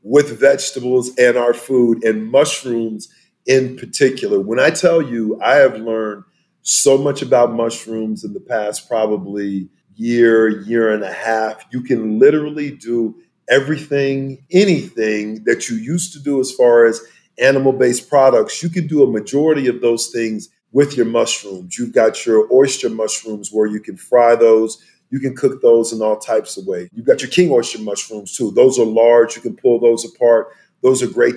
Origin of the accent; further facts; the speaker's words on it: South Texas, United States; growing up in South Texas, you know, where we had tons of land and whatnot